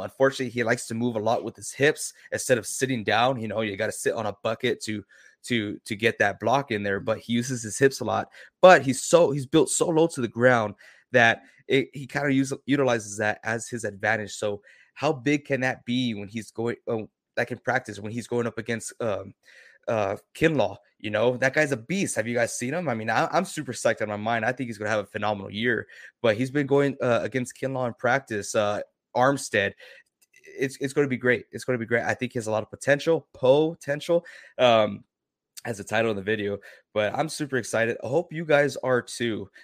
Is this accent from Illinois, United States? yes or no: no; San Antonio, Texas, United States; I'm from the San Antonio area here in Texas